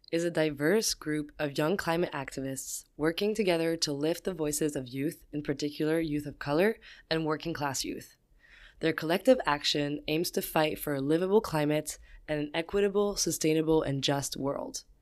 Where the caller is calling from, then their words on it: Oakland, California, United States; I'm calling from Oakland, California.